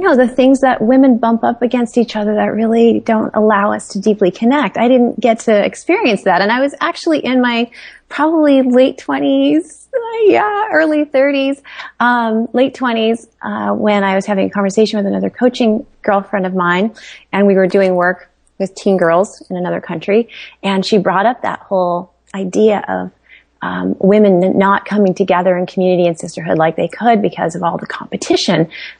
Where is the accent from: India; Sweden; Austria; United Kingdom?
India; born there; I was born in India.